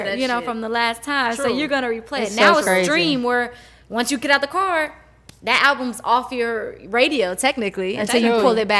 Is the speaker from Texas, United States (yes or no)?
yes; Houston, Texas, United States; moved away; I'm from Houston